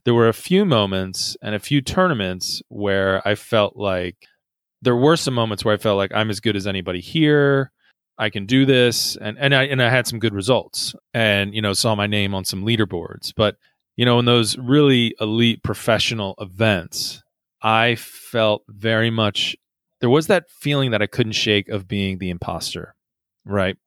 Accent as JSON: {"language": "English", "country": "United States", "said": "as an American"}